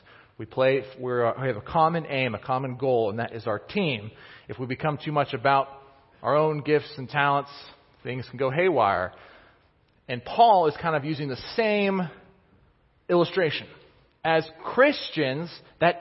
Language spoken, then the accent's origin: English; Kansas City, Missouri, United States; I grew up in Kansas City, but my parents, my dad, he grew up in Pittsburgh